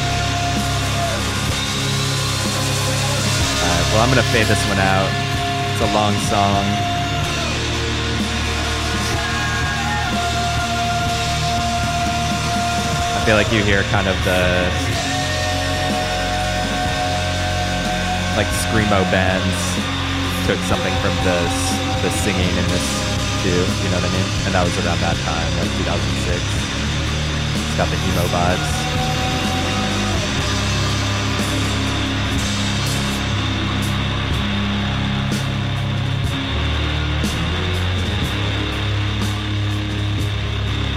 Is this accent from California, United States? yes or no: no; Champaign, Illinois, United States; Champaign, Illinois, my hometown